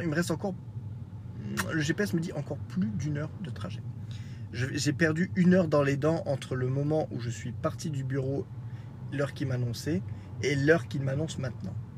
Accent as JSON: {"language": "French", "country": "France", "tie": "born or raised there", "said": "je suis français, né en France"}